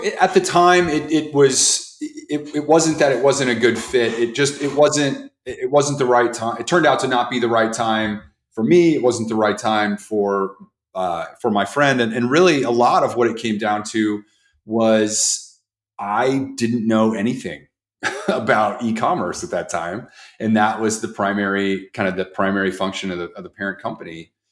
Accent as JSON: {"language": "English", "town": "Jefferson City", "region": "Missouri", "country": "United States", "tie": "born or raised there", "said": "the one that I grew up in with in Jefferson City, Missouri."}